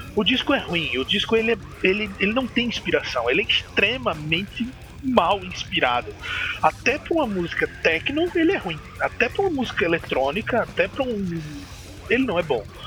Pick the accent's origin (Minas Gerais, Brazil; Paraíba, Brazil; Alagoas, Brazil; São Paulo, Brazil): Alagoas, Brazil; Maceió; sou de Maceió, Alagoas, Nordestão